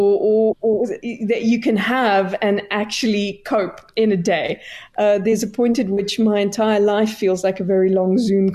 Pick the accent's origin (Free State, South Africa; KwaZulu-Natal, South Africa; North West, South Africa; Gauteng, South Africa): Free State, South Africa; Clarens; growing up in Clarence, we were about 300 kilometers away from any major center, Bloemfontein